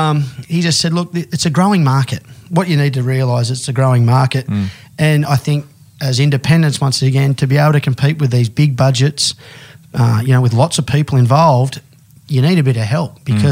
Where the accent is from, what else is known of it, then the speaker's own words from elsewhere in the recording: Australia; You know, we use Omni only because we're Australian.